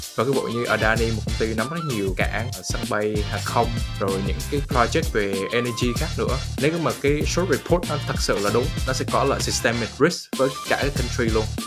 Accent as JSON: {"language": "Vietnamese", "country": "Vietnam", "moved": "yes", "lives_now": "United States", "said": "người Việt mình"}